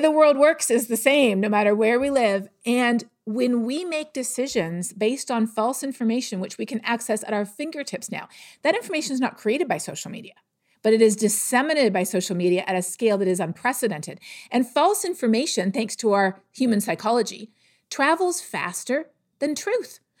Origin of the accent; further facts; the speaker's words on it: Canada; I'm from Canada.